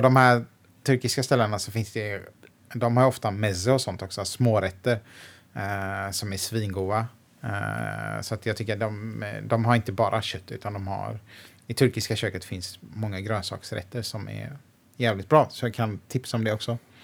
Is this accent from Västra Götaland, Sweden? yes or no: yes; Gothenburg, Västra Götaland, Sweden; Jag är född i Biskopsgården